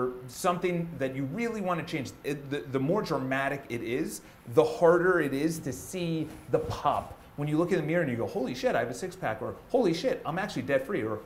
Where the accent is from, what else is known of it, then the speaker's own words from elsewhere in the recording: Ireland; I'm Irish. It's in my family